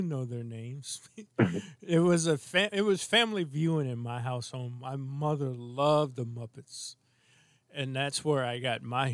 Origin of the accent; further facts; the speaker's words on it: St. Louis, Missouri, United States; I grew up in St. Louis